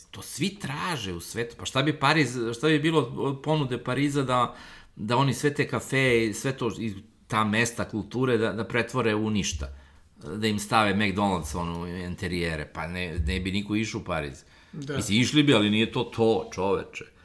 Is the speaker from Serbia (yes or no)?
yes; Belgrade, Serbia; Ja sam odrastao na Karavormi, u ulici Patrisa Lumumbe.